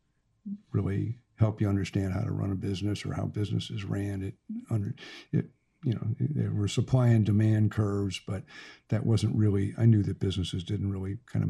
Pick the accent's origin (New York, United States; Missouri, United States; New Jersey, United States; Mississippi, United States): Missouri, United States; St. Louis; moved away as an adult; now in Little Rock, United States; I grew up in St. Louis